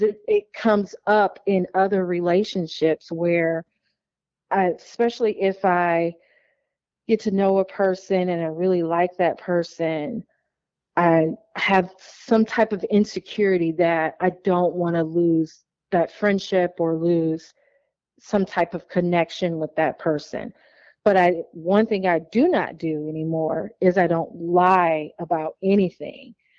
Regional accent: Illinois, United States; also born or lived in Wauwatosa, Wisconsin; I found an aunt who lived in my hometown where I grew up at in Illinois

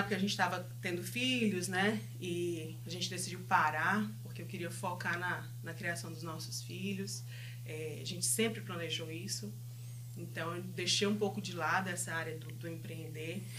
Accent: Fortaleza, Ceará, Brazil; moved away as an adult; now in Winkler, Canada; a gente veio lá de Fortaleza, vai fazer agora em agosto cinco anos que a gente mora no Canadá

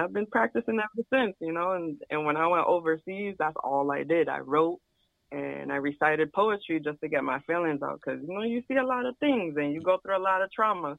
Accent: Connecticut, United States; I'm from Connecticut

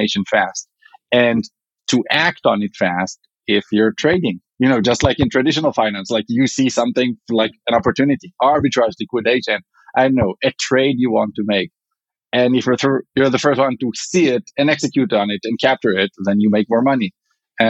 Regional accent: Israel; accent: Israeli; English is a second language; moved away as an adult; now in Chicago, United States; I'm originally from Israel

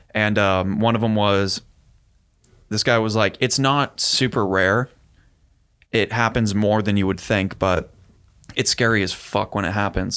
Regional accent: California, United States; I'm such a Californian

